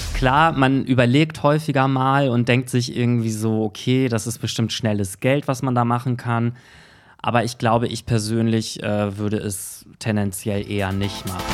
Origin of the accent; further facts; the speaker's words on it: Germany; bei uns in Deutschland